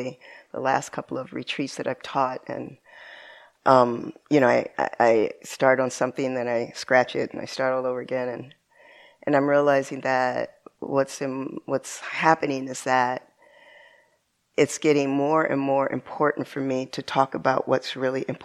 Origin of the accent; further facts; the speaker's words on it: San Bernardino, California, United States; also born or lived in Rialto, California; when I was a little girl, I grew up in San Bernardino, California